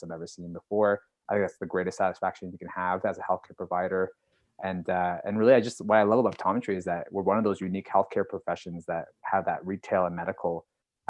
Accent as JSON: {"language": "English", "town": "Calgary", "region": "Alberta", "country": "Canada", "said": "I'm from Calgary, Alberta."}